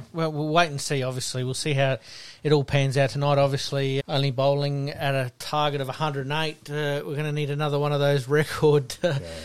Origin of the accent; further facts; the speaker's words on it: South Australia, Australia; being South Australian